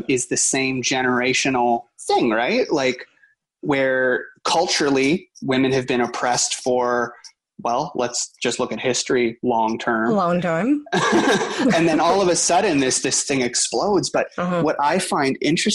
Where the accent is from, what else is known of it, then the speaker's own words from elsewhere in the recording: Canada; I'm Canadian